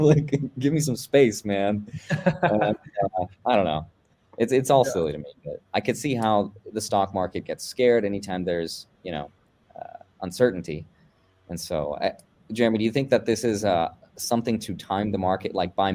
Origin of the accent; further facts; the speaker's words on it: Russia; moved away; I'm Russian. I was born actually in the Soviet Union, right before it collapsed